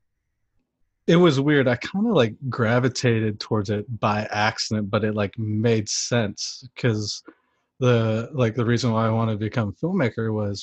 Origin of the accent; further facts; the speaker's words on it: East Coast, United States; moved away as an adult; also born or lived in San Francisco; I'm originally from the East Coast.